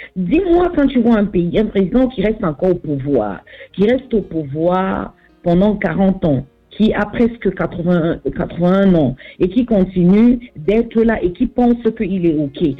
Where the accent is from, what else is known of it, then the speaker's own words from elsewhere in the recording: Southwest Region, Cameroon; je viens du sud-ouest du Cameroun.